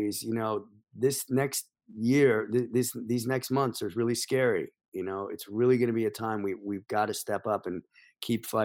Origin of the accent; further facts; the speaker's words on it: New York, United States; I'm a New Yorker.